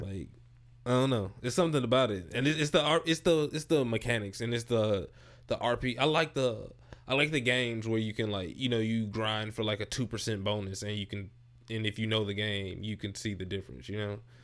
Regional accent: St. Louis, Missouri, United States; I'm originally from Saint Louis

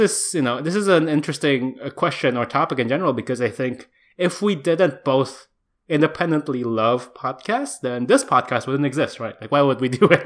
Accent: Indonesia; born or raised there; moved away as an adult

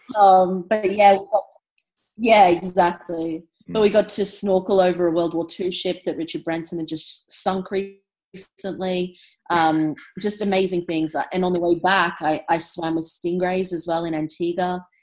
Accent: Brisbane, Queensland, Australia; also born or lived in England; I was born in England, moved to Brisbane when I was four. And um, so, yeah, lived in Brisbane most of my life

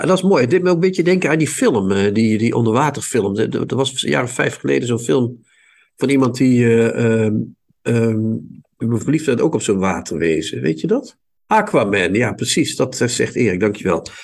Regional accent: Netherlands; Ik kom niet uit Holland. Ik kom uit Nederland.

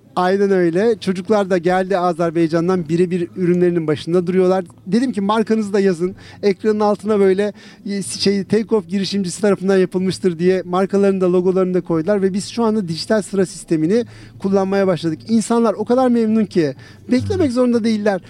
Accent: İzmir, Turkey; Ben İzmir, doğma büyüme İzmirliyim.

